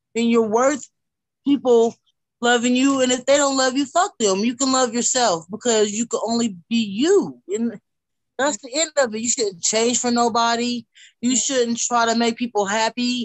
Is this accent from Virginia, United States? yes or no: no; Wichita, Kansas, United States; I'm from Wichita, Kansas